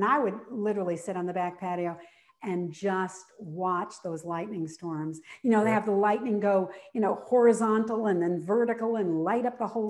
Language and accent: English; New England, United States; and now I live in Florida, but I grew up in New England.